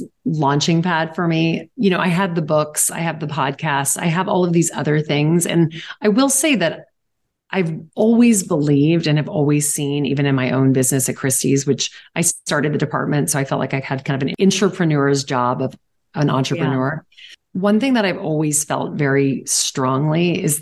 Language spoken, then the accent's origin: English; Louisiana, United States; now in New York, United States; I'm from Louisiana